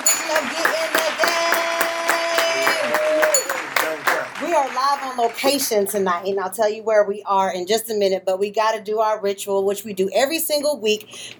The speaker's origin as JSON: {"language": "English", "town": "Fort Worth", "region": "Texas", "country": "United States", "tie": "born or raised there", "said": "We are in my hometown of Funky Town."}